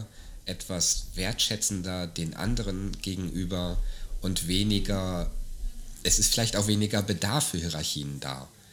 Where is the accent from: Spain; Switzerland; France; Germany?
Germany; now in Austria; wenn ich nach Deutschland zurückginge